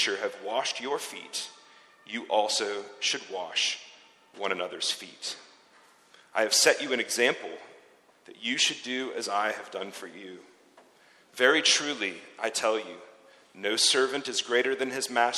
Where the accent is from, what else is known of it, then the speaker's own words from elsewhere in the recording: United States; accent: American; now in Zurich, Switzerland; my American accent